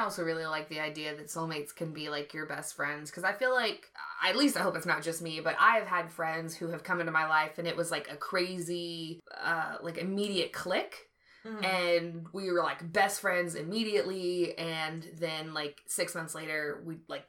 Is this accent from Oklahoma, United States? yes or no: yes; Tulsa, Oklahoma, United States; also born or lived in Georgia; so I was born in Georgia and on an army base. Mm-hmm. And I moved around a lot up until I was, like, 4. And then we moved to Oklahoma, and then we moved to Tulsa a few years after that.